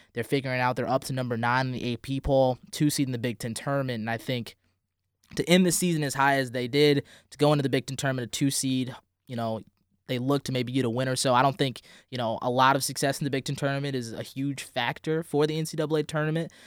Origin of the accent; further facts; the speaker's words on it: St. Louis, Missouri, United States; moved away; I'm from Saint Louis, Missouri